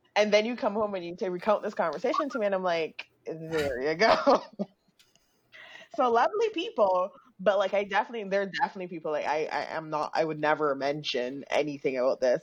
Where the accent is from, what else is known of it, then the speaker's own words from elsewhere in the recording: Barbados; moved away; also born or lived in Grenada; growing up in Barbados, like being from Grenada